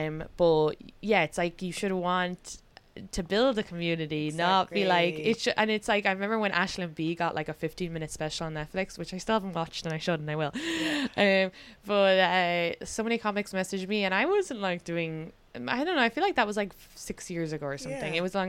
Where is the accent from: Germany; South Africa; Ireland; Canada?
Ireland; now in New York City, United States; you also don't want to be just defined by being Irish.